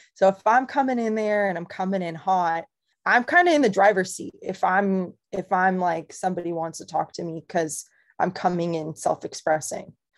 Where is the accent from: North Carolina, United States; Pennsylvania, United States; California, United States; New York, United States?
California, United States; Camarillo; I'm from Ventura County, from Camarillo